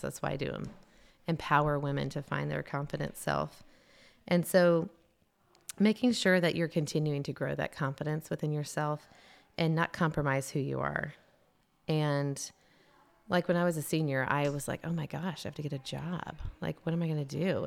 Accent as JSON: {"language": "English", "region": "Tennessee", "country": "United States", "also_born_or_lived": "South Carolina", "moved": "as an adult", "said": "I was a transplant from Tennessee"}